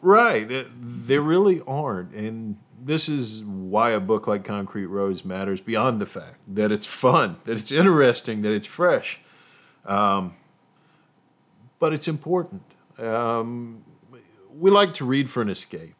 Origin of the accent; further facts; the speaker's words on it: Appalachia, United States; as an Appalachian